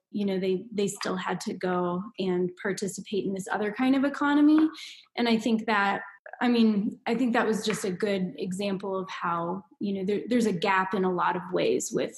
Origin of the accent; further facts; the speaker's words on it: Indiana, United States; moved away as an adult; also born or lived in Minnesota; now in Reno, United States; I'm from Indiana and went to school in Minnesota